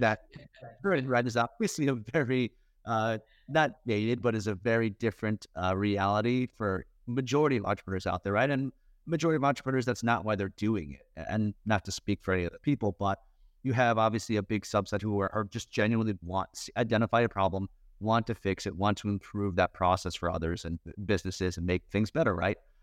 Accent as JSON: {"language": "English", "area": "Westchester", "region": "New York", "country": "United States", "tie": "born or raised there", "said": "grew up in Westchester, just north"}